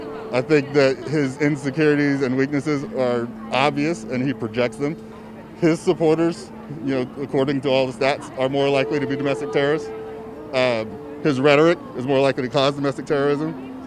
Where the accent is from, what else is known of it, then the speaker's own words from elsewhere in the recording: the South, United States; moved away; I grew up in the South, so I'm patient.